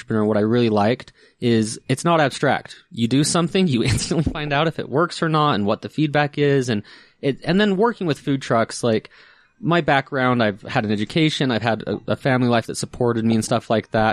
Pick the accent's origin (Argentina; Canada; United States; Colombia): United States; Ogden, Utah; I grew up in Utah.